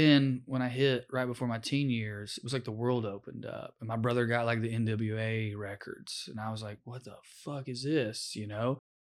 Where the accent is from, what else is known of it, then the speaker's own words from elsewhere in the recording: Sunbright, Tennessee, United States; Sunbright, Tennessee.